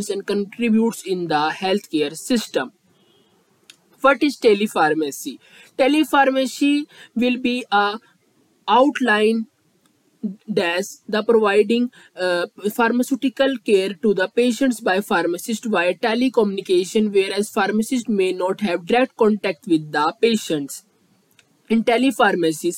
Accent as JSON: {"language": "English", "country": "India", "said": "I am from India"}